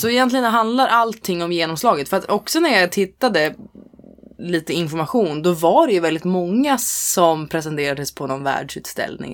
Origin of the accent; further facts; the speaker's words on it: Norrland, Sweden; jag är ändå från Norrland